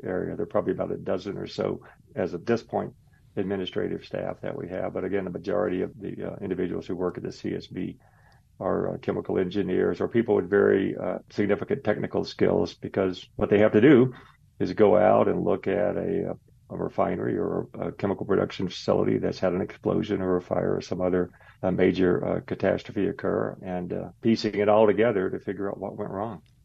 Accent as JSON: {"language": "English", "region": "Tennessee", "country": "United States", "also_born_or_lived": "Arizona / Washington, D.C.", "moved": "as an adult", "said": "I'm originally from Tennessee"}